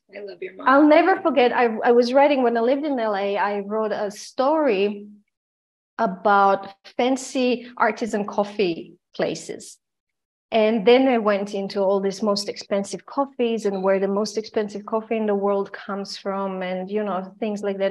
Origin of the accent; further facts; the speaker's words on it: Croatia; also born or lived in Austria / United States; now in Vienna, Austria; I am originally from Croatia and I lived during the war in Croatia. In the 90s, I moved, I escaped to Austria